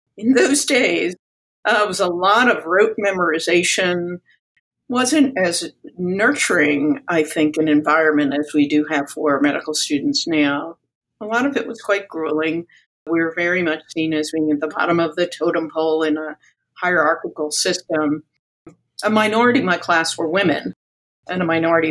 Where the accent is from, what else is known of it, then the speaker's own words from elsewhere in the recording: New York, United States; I was born in New York, a product of Greek immigrants, and grew up in a bilingual household